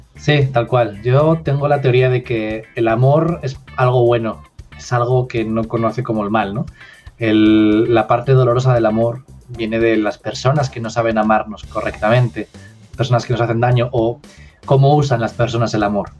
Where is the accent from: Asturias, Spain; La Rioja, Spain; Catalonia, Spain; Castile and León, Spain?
Asturias, Spain; also born or lived in Madrid; volví a mi tierra, a Asturias, que está en el norte de España